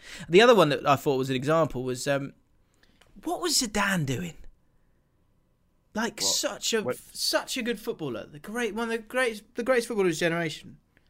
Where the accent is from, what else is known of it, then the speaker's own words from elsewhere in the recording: Scotland, United Kingdom; We've been together for a year and she's from California. I'm from Scotland.